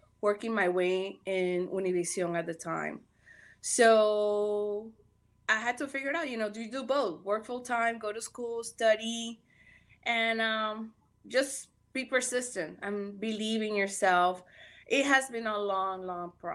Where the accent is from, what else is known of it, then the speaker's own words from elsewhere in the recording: Panama; also born or lived in Miami, United States; now in Los Angeles, United States; I'm Panameña, me crié, you know, I was born and raised over there.